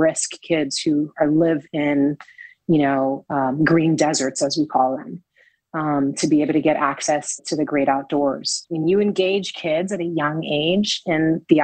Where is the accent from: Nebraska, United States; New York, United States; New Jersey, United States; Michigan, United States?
New York, United States; New York City; growing up in the Lower East Side